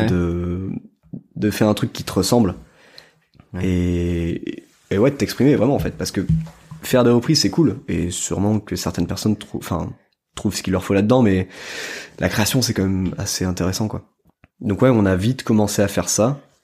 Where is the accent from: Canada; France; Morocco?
France; quand on est français